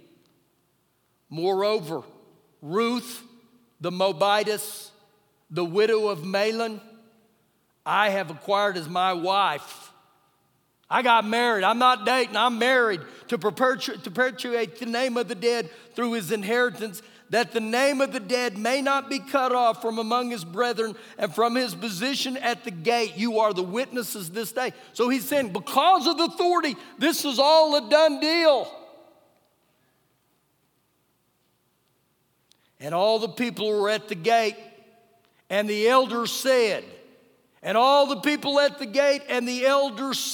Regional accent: Oklahoma, United States; I was born in Oklahoma

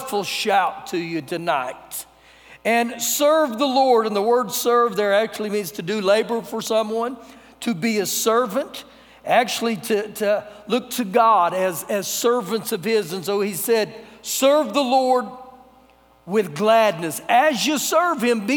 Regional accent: United States

